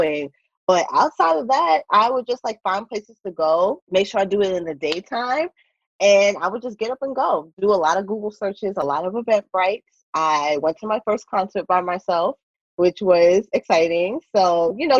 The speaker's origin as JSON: {"language": "English", "region": "New York", "country": "United States", "moved": "as an adult", "lives_now": "California, United States", "said": "I'm originally from New York, left everything in New York, left my job"}